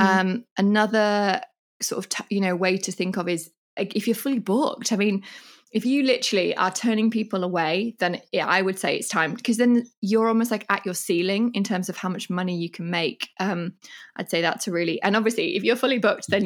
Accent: England, United Kingdom; moved away as an adult; now in Mallorca, Spain; I'm from England and I love England in a million ways

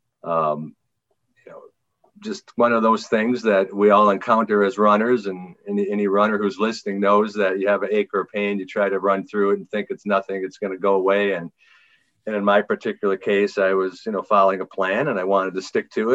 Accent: Green Bay, Wisconsin, United States; I'm from Green Bay, Wisconsin

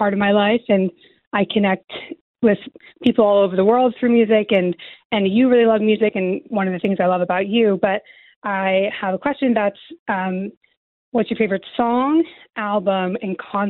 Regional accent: United States; moved away as an adult; also born or lived in London; I'm an American and I've lived in London for a long time too.

